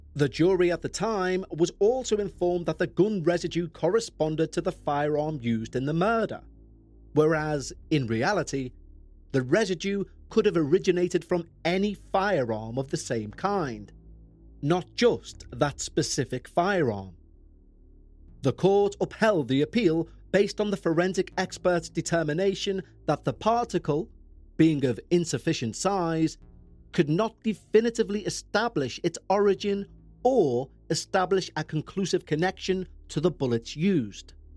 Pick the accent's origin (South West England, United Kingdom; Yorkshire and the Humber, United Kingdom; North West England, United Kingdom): North West England, United Kingdom; Liverpool; I'm from Liverpool in England